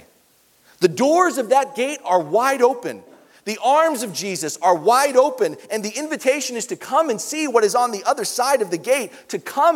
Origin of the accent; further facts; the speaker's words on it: New York, United States; moved away; New York's my hometown